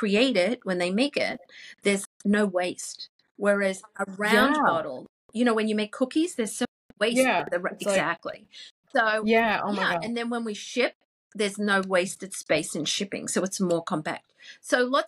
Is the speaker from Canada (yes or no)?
no; Queensland, Australia; moved away; also born or lived in England; growing up in Queensland, Australia